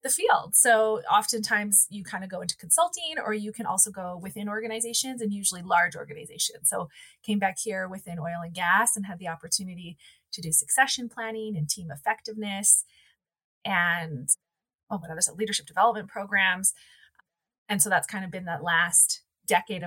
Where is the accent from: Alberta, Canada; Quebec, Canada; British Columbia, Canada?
Alberta, Canada; Calgary; I grew up in Calgary, so I'm a born and raised Calgarian